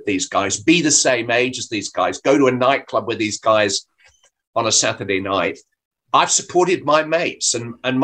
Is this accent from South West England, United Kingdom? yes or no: no; Bury, North West England, United Kingdom; I was brought up a Manchester United fan. I'm actually from Bury